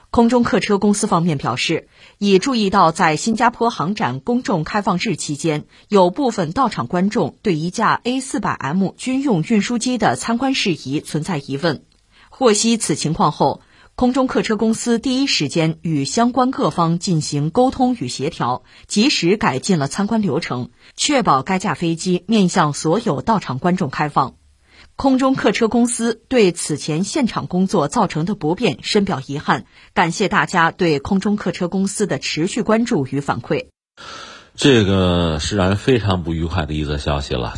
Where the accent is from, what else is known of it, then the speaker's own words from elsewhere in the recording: China; 作为一个中国人